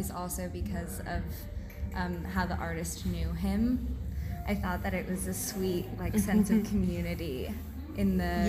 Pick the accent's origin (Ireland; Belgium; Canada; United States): United States; New York City, New York; moved away as an adult; I also come from New York City, different borough, same vibe.